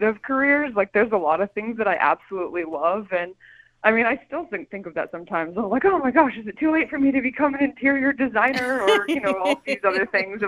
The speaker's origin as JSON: {"language": "English", "town": "Calistoga", "region": "California", "country": "United States", "also_born_or_lived": "Vienna", "said": "I'm from Calistoga. I'm from a 5,000 person town like this"}